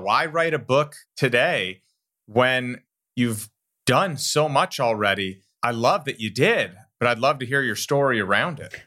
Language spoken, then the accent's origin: English; Elgin, Illinois, United States; I grew up in Elgin, and I grew up right down the road from Safety Clean right there